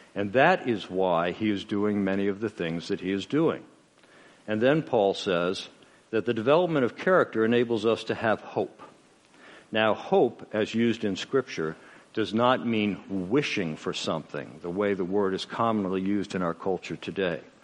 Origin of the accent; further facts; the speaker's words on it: United States; I'm an American